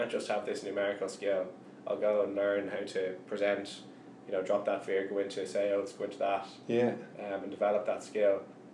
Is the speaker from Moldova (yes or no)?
no; Ireland; as Irish people